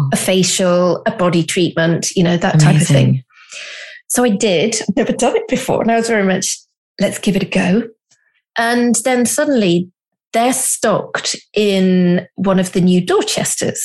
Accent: the Cotswolds, South West England, United Kingdom; I'm from the Cotswolds.

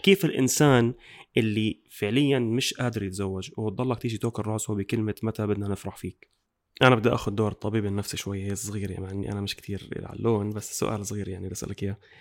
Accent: Jordan; احنا عندنا بالاردن

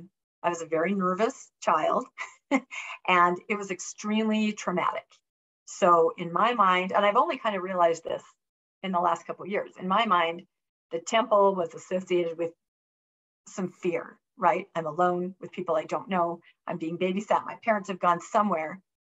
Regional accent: Washington, United States; because I grew up in Washington State.

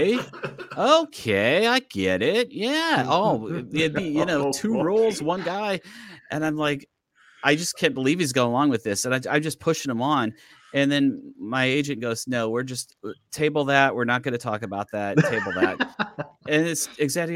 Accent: Midwest, United States; I'm from the Midwest

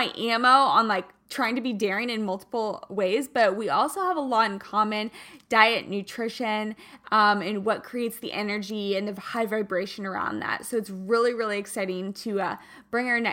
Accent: Kansas, United States; moved away; I am from Kansas originally

